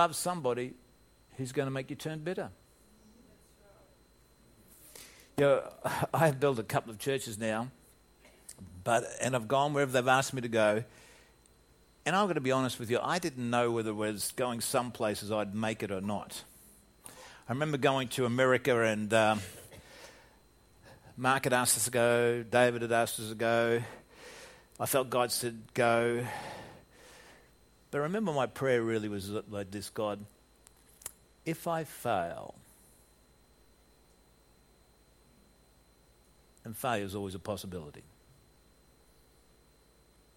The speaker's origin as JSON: {"language": "English", "country": "Australia", "also_born_or_lived": "United States", "moved": "as an adult", "said": "being an Australian in American soil"}